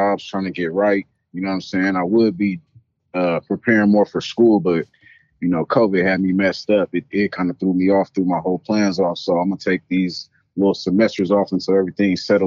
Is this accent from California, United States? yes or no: yes; Antioch, California, United States; I'm from the Bay, you know what I'm saying? Antioch up in here